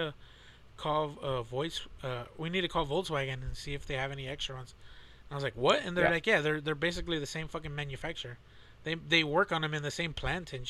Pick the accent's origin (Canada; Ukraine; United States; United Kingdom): United States; Texas; we're from Texas